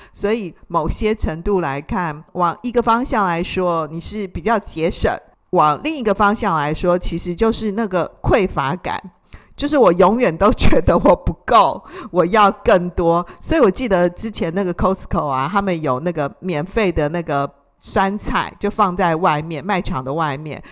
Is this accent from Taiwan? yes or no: yes; Taiwan; 像我们台湾人，我们也就是有色人种嘛